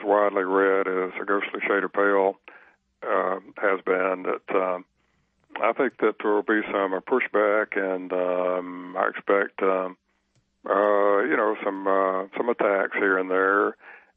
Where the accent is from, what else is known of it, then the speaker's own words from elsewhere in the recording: the South, United States; accent: southern; with my southern accent